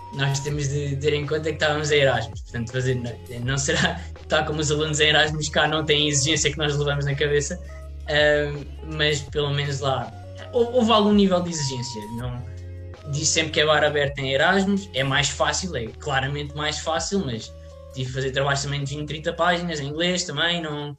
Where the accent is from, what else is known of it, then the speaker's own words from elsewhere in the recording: Portugal; sendo português